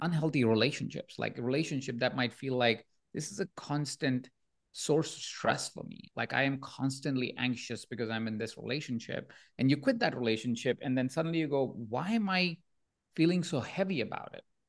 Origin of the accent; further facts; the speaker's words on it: Jaipur, Rajasthan, India; moved away; I was born in India, in a small town of Jaipur